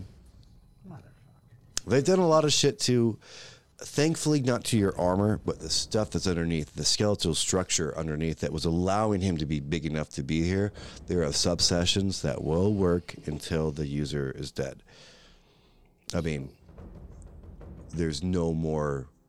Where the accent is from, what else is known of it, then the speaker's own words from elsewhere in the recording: United States; I'm American